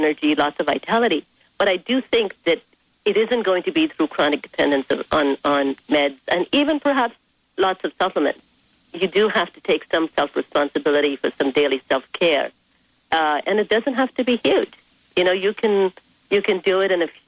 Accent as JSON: {"language": "English", "country": "India", "tie": "born or raised there", "moved": "as an adult", "lives_now": "United States", "said": "I was raised in India for 17 years of my life"}